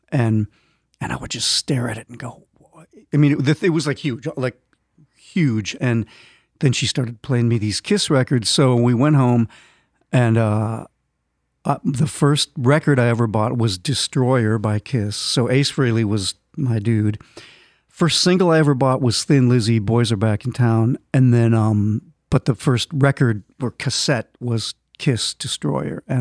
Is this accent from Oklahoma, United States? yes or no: no; Minnesota, United States; grew up in Minnesota